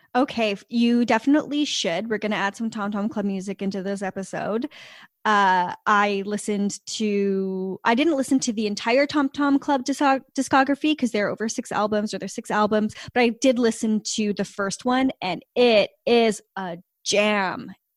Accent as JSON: {"language": "English", "country": "Canada", "said": "we don't have Venmo because we're Canadian and we don't have Venmo, uh, here in Canada yet"}